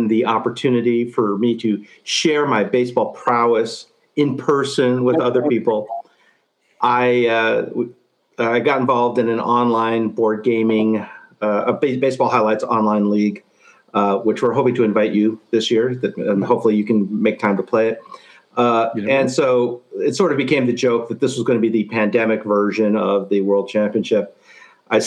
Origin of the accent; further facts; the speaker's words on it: New York, United States; I grew up in New York